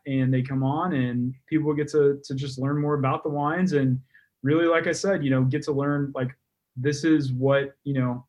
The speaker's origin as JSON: {"language": "English", "region": "Texas", "country": "United States", "tie": "born or raised there", "said": "Texas, yeah."}